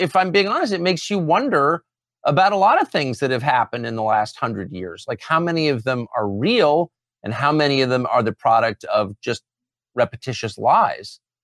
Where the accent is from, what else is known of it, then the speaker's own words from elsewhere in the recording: United States; I'm American.